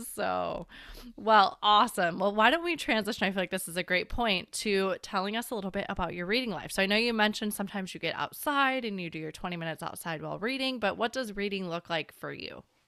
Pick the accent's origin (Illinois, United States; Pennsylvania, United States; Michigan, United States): Illinois, United States; Chicago; also born or lived in Washington; now in San Diego, United States; I've lived through enough winters growing up in Chicago